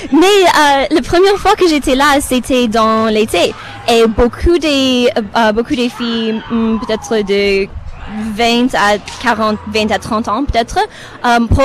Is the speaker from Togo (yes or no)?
no; Romania; French is a second language; now in Canada; Je suis euh, du Roumanie d'origine, mais j'habite au Canada depuis 25, ah, 26, ans peut-être.